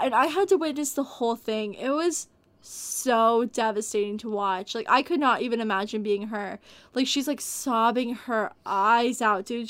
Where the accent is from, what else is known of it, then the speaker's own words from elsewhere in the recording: Texas, United States; I come from Texas, and we get tornadoes here sometimes